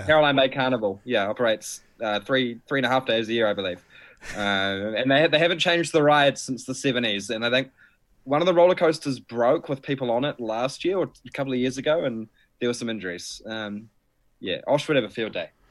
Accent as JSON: {"language": "English", "town": "Timaru", "region": "Canterbury", "country": "New Zealand", "tie": "born or raised there", "moved": "yes", "lives_now": "Wellington, New Zealand", "said": "growing up in Timmers, like, Christchurch was always the big city"}